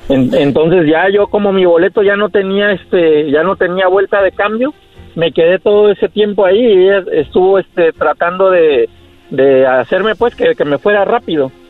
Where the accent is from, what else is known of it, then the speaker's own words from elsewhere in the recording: Guerrero, Mexico; Del estado de Guerrero.